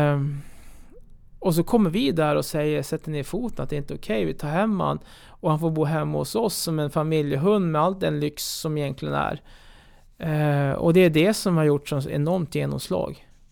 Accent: Örnsköldsvik, Västernorrland County, Sweden; jag kommer från Örnsköldsvik

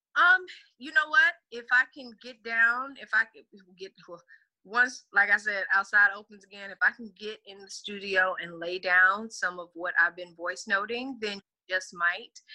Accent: Texas, United States; I know I'm from the South. I'm from Texas all day

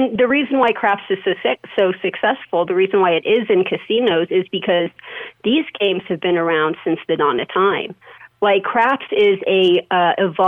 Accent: Las Vegas, Nevada, United States; I was born and raised in Las Vegas, been there for 40 years.

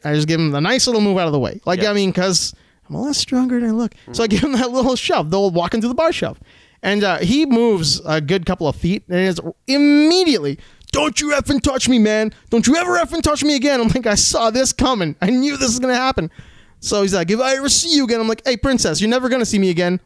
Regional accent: Alberta, Canada; when we were kids growing up in Alberta

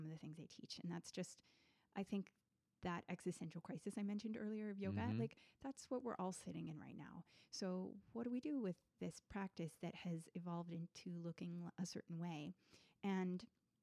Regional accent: Richmond, Virginia, United States; also born or lived in Washington, District of Columbia, United States; when I moved out of DC back to Richmond, Virginia, my hometown

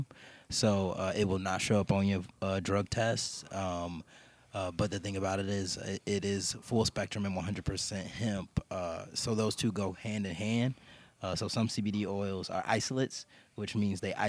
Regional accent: Chicago, Illinois, United States; I'm from Chicago. I'm from the West

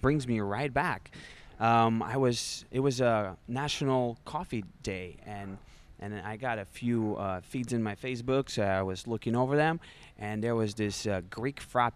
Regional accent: Russia; moved away as an adult; now in United States; I was born and raised in Russia

